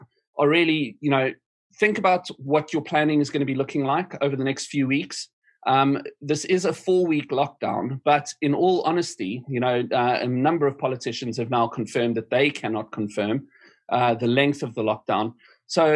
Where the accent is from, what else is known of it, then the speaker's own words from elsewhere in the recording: South Africa; now in United Kingdom; My home country, South Africa